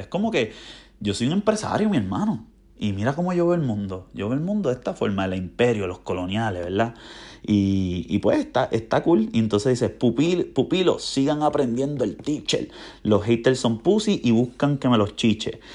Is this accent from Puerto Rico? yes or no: yes; Puerto Rico; moved away as an adult; now in United States; yo siento que extraño, o sea, en mi tierra a Puerto Rico, a la isla